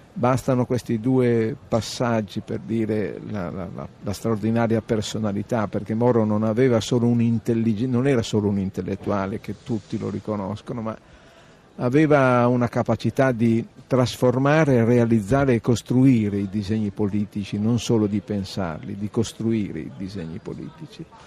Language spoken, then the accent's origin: Italian; Reggio Emilia, Emilia-Romagna, Italy; Io sono di Reggio Emilia